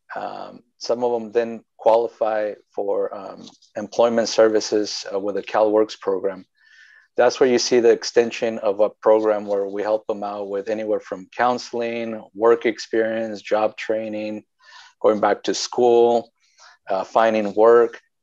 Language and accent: English; Wasco, California, United States; I'm actually from Wasco, born and raised there, and you know I think one of the few that that still live in the place that they were born